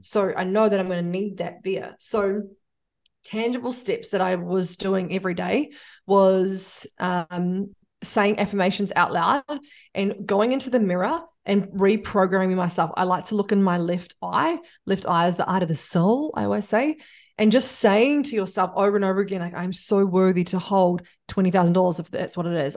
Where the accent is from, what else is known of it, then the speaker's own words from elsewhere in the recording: New Zealand; I'm a Kiwi